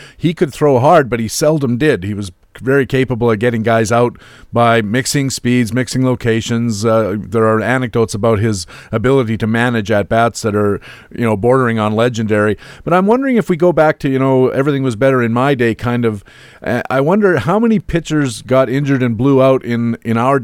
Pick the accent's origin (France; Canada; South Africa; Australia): Canada; Waterloo, Ontario; the University of Waterloo, not only my home country, my hometown, that's where I live